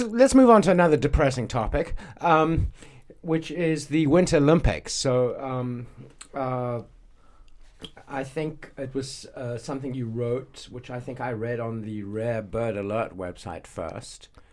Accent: South Africa; now in Beijing, China; I grew up in South Africa where we go on safari.

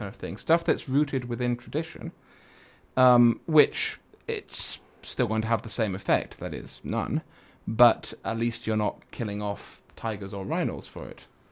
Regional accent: Manchester, North West England, United Kingdom; now in China; I drink with him whenever I go back, 'cause that's my hometown

